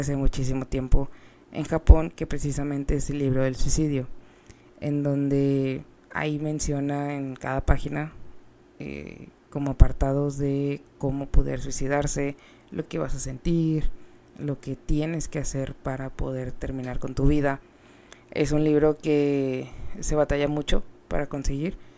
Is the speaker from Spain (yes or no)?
no; Mexico; siendo mexicanos, eh, somos personas muy, pues más cálidas